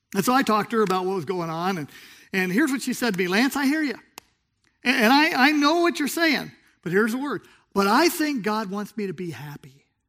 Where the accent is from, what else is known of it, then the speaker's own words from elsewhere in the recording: Southern California, United States; moved away; I grew up in Southern California